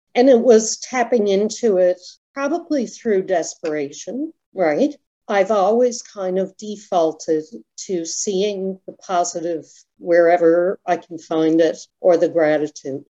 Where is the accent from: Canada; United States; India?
Canada; Toronto, Ontario; we grew up in Ontario, so there were cliffs called the Scarborough Bluffs